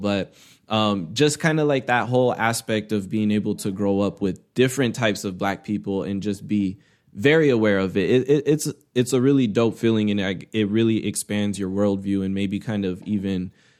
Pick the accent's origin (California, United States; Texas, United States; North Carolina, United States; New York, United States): California, United States; Inland Empire, Southern; I grew up in Southern California within the Inland Empire. So throughout elementary school, you know, it wasn't a ton of Black kids